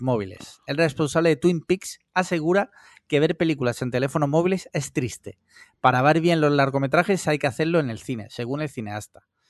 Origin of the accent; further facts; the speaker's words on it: Spain; sí escucho la COPE porque soy español